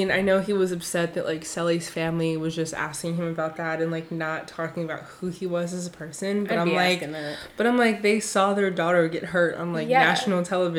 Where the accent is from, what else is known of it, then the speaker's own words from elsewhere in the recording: Bay Area, California, United States; I was born and raised here in the Bay Area.